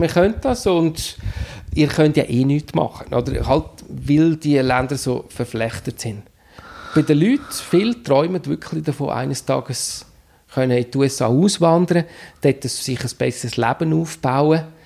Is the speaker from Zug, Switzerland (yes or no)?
yes; Steinhausen, Zug, Switzerland; moved away as an adult; also born or lived in Mexico / Spain; wieder in Steinhausen, im, im Dorf, wo ich aufgewachsen bin